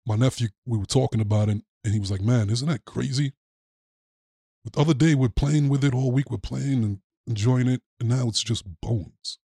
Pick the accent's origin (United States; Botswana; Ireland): United States; New York; moved away; I'm from New York originally